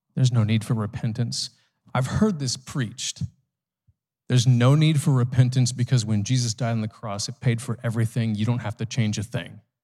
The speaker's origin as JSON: {"language": "English", "country": "United States", "said": "as an American"}